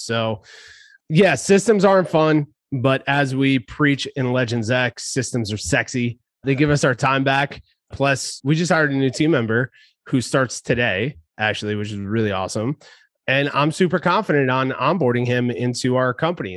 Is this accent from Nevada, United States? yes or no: no; New Jersey, United States; now in San Diego, United States; back in my home state of New Jersey